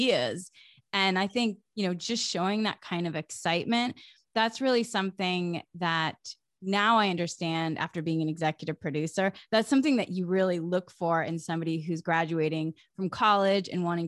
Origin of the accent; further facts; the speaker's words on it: Massachusetts, United States; moved away as an adult; I grew up in New England, in Massachusetts, in a small town